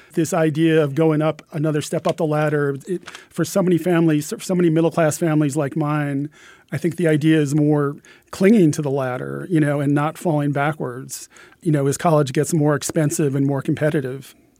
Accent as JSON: {"language": "English", "region": "Pennsylvania", "country": "United States", "tie": "born or raised there", "said": "my home state of Pennsylvania"}